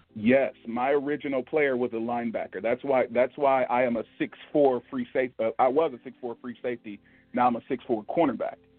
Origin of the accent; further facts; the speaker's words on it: Milwaukee, Wisconsin, United States; moved away as an adult; now in Charlotte, United States; born and raised in Milwaukee, Wisconsin